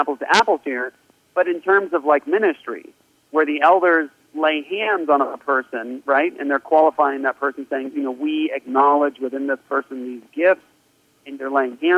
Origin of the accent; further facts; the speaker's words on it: Washington, District of Columbia, United States; moved away; also born or lived in Japan; When I got back from Japan to the States, I grew up in Washington, D.C., right outside of D.C.